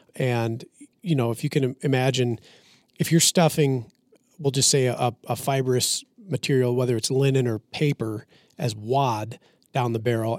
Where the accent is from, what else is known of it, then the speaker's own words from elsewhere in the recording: Minnesota, United States; I'm from Minnesota.